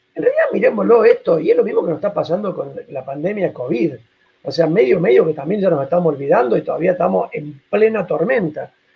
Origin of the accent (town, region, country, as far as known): Argentina